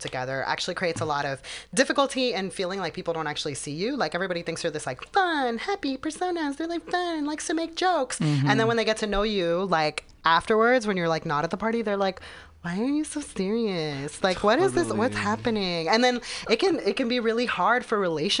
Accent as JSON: {"language": "English", "town": "Los Angeles", "region": "California", "country": "United States", "tie": "born or raised there", "said": "I was born also in Los Angeles, in the one that's on Hollywood Avenue, but in like East"}